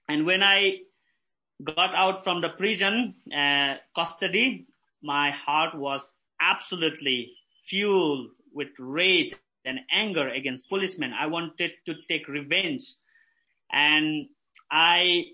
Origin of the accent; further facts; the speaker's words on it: Bhaktapur, Bagmati, Nepal; I live in Bhaktapur. It's a historical city. Bhaktapur was built in 11th century, so there's a big historical things. And I live at the heart of Bhaktapur. And I came from very orthodox Hindu family. And I have six siblings. I am the youngest among six. I have two brothers and three sisters. And we have lots of festivals. We have lots of, worship things, so I was born and bred here.